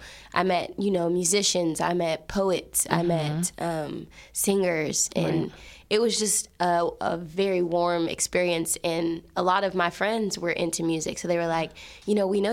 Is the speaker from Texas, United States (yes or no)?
yes; Fort Worth, Texas, United States; also born or lived in Tallulah, Louisiana; I am from Fort Worth, like, area